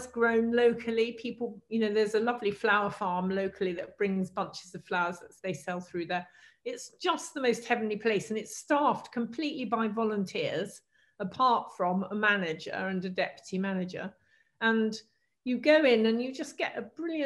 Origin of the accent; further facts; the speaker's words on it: Devon, South West England, United Kingdom; moved away; also born or lived in London; I was born in Devon, so I am a country girl at heart